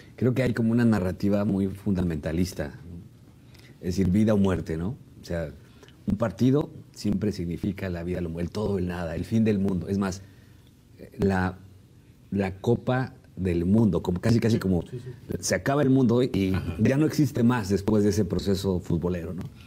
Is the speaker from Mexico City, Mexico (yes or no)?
yes; Mexico City, Mexico; los que somos de Ciudad de México